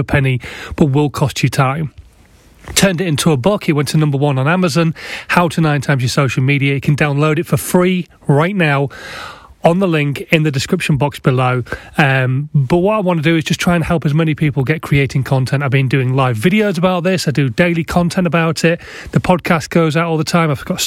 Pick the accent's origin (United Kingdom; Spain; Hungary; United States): United Kingdom; Yorkshire and the Humber; I'm a Yorkshireman.